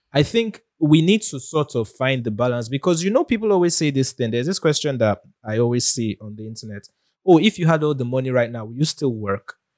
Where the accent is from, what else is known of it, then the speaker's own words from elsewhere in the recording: Nigeria; as a Nigerian